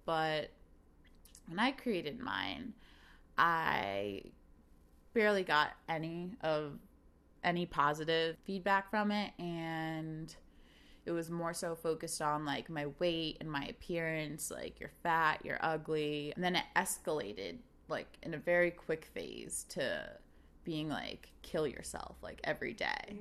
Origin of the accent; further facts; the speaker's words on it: South Brunswick, New Jersey, United States; moved away as an adult; now in Chicago, United States; growing up in South Brunswick, New Jersey